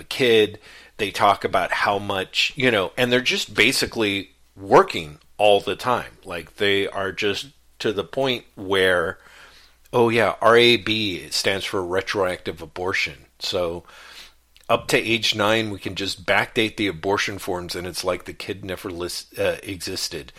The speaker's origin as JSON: {"language": "English", "country": "United States", "tie": "born or raised there", "said": "me being raised as an American kid"}